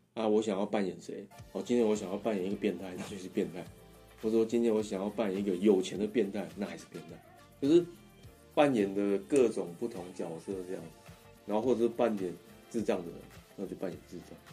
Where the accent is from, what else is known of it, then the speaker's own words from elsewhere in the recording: Taipei, Taiwan; 就是在那个我出生地附近，就是石牌那附近，就是士林， 士林那个天母那边